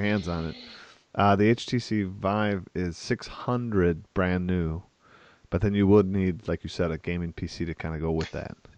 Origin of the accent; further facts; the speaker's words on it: Wisconsin, United States; I'm from Wisconsin